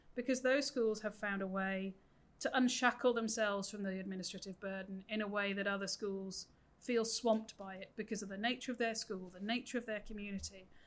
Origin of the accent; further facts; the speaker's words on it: United Kingdom; moved away as an adult; now in New South Wales, Australia; as my accent gives away, I grew up in the UK